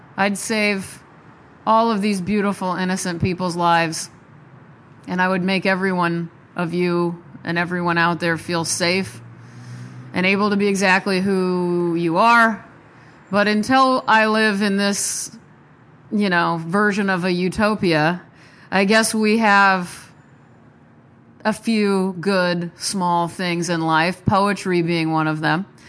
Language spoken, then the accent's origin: English; Nebraska, United States; I'm from Nebraska